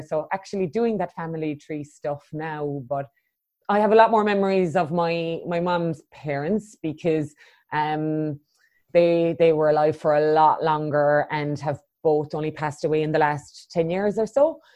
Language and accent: English; Cork, Munster, Ireland; now in Christchurch, New Zealand; I was born in Cork in the south of Ireland and yeah, I grew up there